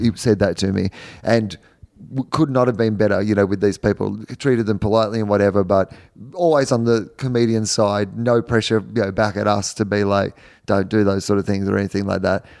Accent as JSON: {"language": "English", "country": "Australia", "also_born_or_lived": "United States", "moved": "as an adult", "said": "As an Australian"}